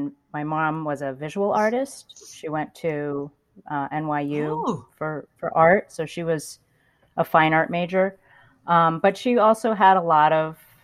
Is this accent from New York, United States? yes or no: yes; Ithaca, New York, United States; I grew up in Ithaca, New York.